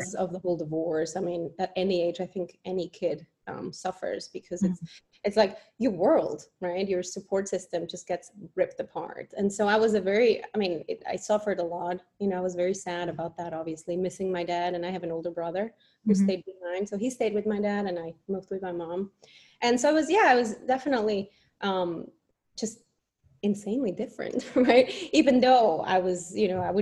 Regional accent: Mexico City, Mexico; moved away; I was born in Mexico to a Mexican dad and a Swiss mom.

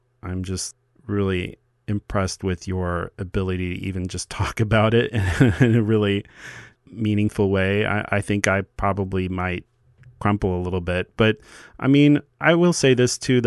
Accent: Midwest, United States; I come from the Midwest

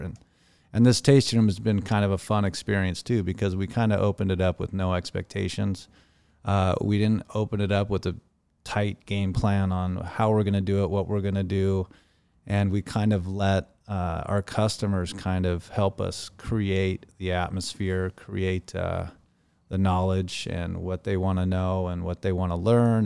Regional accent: Laguna Beach, California, United States; grew up in Laguna Beach

